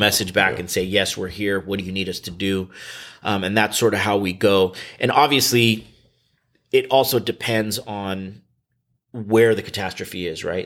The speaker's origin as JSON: {"language": "English", "town": "Union City", "region": "California", "country": "United States", "tie": "born or raised there", "also_born_or_lived": "Camden, New Jersey / Sacramento County, California", "said": "I grew up in California in the Bay Area, Union City"}